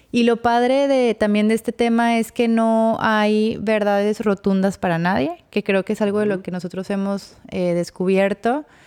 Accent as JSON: {"language": "Spanish", "town": "Torreón", "region": "Coahuila", "country": "Mexico", "said": "yo que soy de Torreón"}